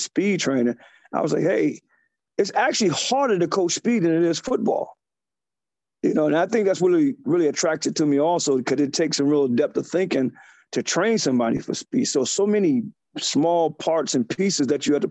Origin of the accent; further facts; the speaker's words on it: Ohio, United States; now in New York, United States; I'm originally from Ohio.